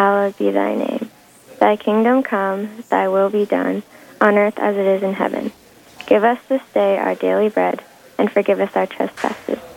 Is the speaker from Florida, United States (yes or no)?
no; Rochester, Minnesota, United States; I'm from Rochester, Minnesota.